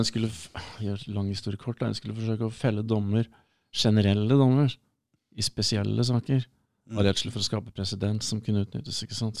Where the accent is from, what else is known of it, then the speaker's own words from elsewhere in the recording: Hamar, Innlandet, Norway; moved away; also born or lived in Burundi / United States; rundt Hamar